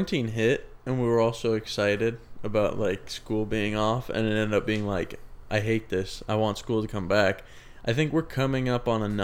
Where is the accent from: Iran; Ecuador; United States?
United States; Sacramento, California; moved away as an adult; now in Chico, United States; I'm from Sac